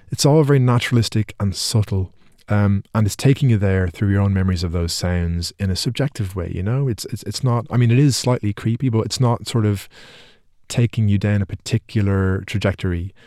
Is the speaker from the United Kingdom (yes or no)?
no; Ireland; because I'm Irish